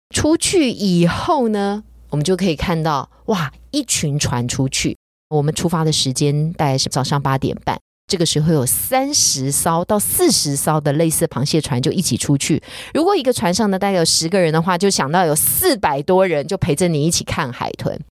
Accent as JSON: {"language": "Chinese", "country": "Taiwan", "said": "也许我们台湾人对于素物的了解并不是非常多"}